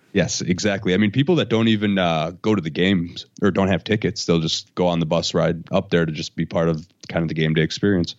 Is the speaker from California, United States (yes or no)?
no; Oshkosh, Wisconsin, United States; moved away as an adult; also born or lived in Madison, Wisconsin; I'm gonna go back to Oshkosh. That's my hometown